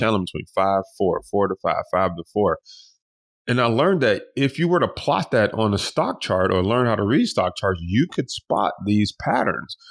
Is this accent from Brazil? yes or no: no; Detroit, Michigan, United States; we grew up in Detroit, you know, we was sleeping in sleeping bags